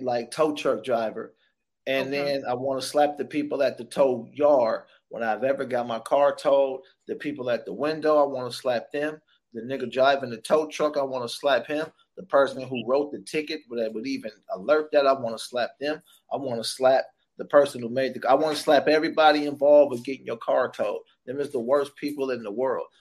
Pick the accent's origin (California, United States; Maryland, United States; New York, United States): California, United States; Sacramento; also born or lived in San Francisco; I was born in San Francisco, grew up in Sacramento